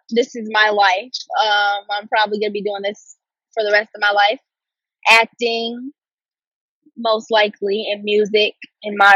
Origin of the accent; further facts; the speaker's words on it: Detroit, Michigan, United States; Everyone thinks I'm from Brooklyn, but I'm from Detroit.